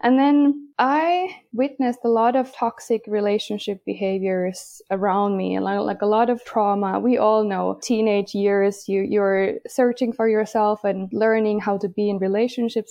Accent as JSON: {"language": "English", "country": "Finland", "said": "I am from Finland, even though I have a Swedish last name"}